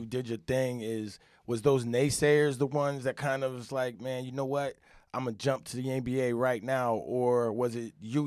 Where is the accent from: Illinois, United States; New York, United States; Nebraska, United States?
New York, United States; upstate; I'm from New York, upstate a little bit, you know, grow up playing